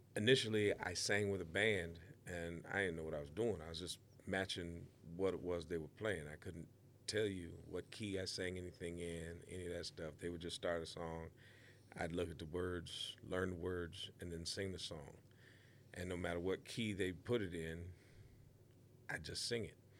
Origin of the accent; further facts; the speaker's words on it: Waterloo, Iowa, United States; the town that I grew up in in Waterloo, Iowa